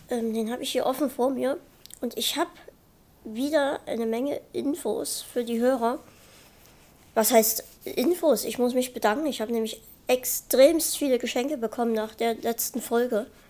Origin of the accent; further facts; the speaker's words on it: Saxony, Germany; wir kommen beide aus Sachsen